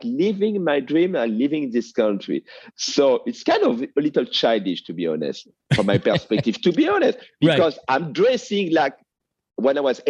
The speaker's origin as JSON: {"language": "English", "country": "France", "tie": "born or raised there", "accent": "French", "first_language": "French", "second_language": "English", "moved": "as an adult", "lives_now": "United States", "said": "I grew up in France"}